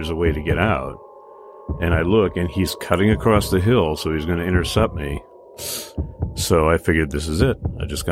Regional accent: United States; I grew up on the Mississippi River

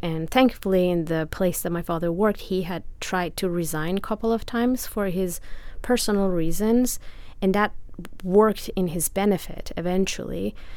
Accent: Iran; English is a second language; moved away as an adult; also born or lived in Italy; now in United States; I am from Iran, born and raised. I lived there until I was 23.

